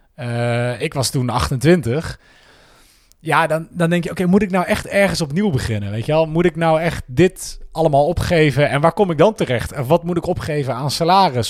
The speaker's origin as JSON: {"language": "Dutch", "town": "'s-Hertogenbosch", "region": "North Brabant", "country": "Netherlands", "tie": "born or raised there", "also_born_or_lived": "Breda / Rotterdam / Utrecht", "moved": "as an adult", "said": "Ik kom uit Den Bosch. Geboren en getogen."}